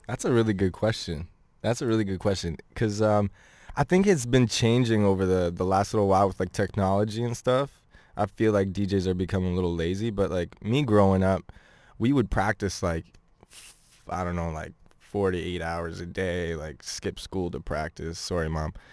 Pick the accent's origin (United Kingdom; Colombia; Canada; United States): Canada; Ottawa, Ontario; I grew up in Ottawa, um, for more, m, like, most of my high school life